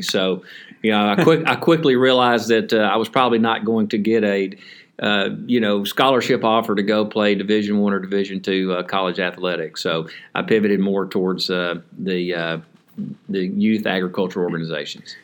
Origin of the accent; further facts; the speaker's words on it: Henderson, Texas, United States; Citizens National Bank, which was based out of Henderson, my hometown